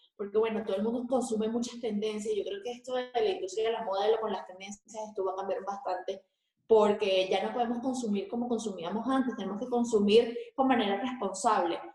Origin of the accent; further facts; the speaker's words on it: Venezuela; moved away; nosotros que somos venezolanos